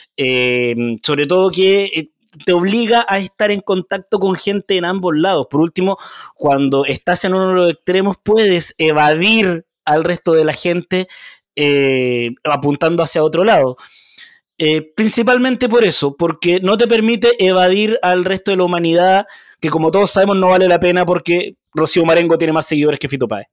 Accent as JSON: {"language": "Spanish", "country": "Chile", "said": "yo estudié en una de las mejores universidades de este país"}